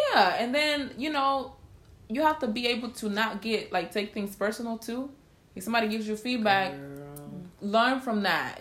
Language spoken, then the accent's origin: English; Honduras; I'm from Honduras